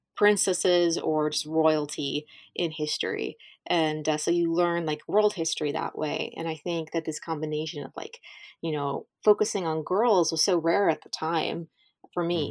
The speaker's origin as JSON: {"language": "English", "region": "Southern Ohio", "country": "United States", "tie": "born or raised there", "also_born_or_lived": "Kentucky / Virginia / the South", "moved": "as an adult", "said": "growing up in a small place"}